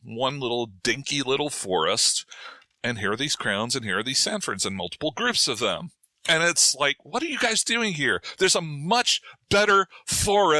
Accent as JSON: {"language": "English", "region": "New Jersey", "country": "United States", "tie": "born or raised there", "also_born_or_lived": "Durham, North Carolina / St. Louis", "moved": "as an adult", "said": "I was born and raised in New Jersey, right? I consider that home."}